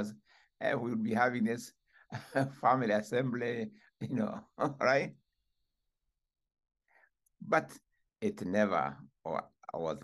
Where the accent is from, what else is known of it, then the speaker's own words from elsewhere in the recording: Kenya; first language Gikuyu; English is a second language; moved away as an adult; now in California, United States; when I was growing up in Kenya, I was born in Kenya in 1938.